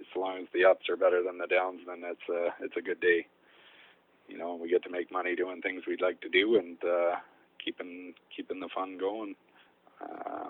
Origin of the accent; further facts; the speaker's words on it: Chilliwack, British Columbia, Canada; now in Lone Butte, Canada; I grew up in Chilliwack. My parents owned a dairy farm